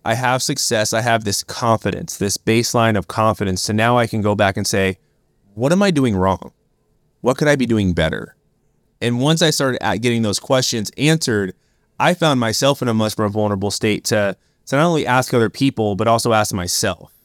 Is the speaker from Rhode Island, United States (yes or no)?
no; Oakland, California, United States; I grew up in Oakland, California